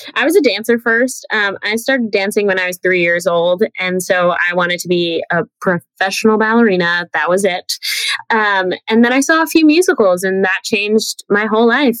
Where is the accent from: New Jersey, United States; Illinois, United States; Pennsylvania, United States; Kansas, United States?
New Jersey, United States; also born or lived in Manhattan, New York; I'm a New Yorker. Like I was born in Manhattan and raised in Jersey